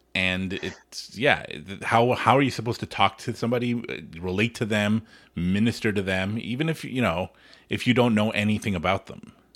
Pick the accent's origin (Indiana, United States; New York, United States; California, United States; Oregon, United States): California, United States; Los Angeles; I grew up in Hollywood